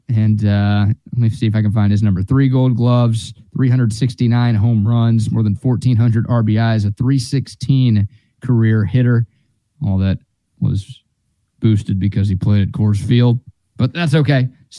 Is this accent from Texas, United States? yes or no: yes; Dallas–Fort Worth Metroplex, Texas, United States; also born or lived in Overland Park, Kansas; I grew up in the Metroplex, obviously.